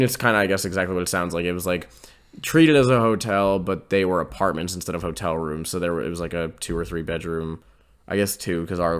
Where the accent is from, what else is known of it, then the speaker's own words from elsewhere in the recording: Pittsburgh, Pennsylvania, United States; because I'm actually from Pittsburgh